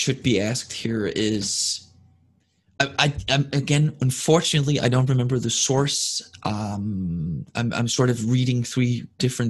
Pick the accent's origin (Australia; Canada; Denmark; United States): Denmark; first language Danish; English is a second language; my first language, which is Danish